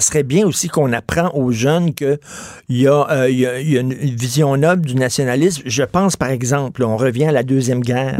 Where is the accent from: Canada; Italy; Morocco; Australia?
Canada; Quebec; les Québécois parlent un peu d'identité, de nous